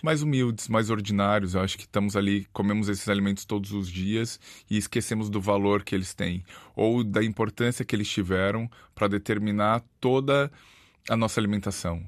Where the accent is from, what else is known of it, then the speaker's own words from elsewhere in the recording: Brazil; now in Porto, Portugal; Eu sou, eu sou do Brasil